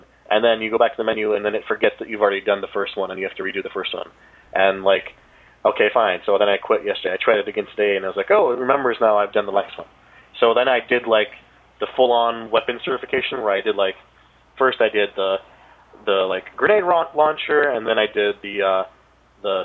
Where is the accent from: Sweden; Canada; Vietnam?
Canada; I'm Canadian.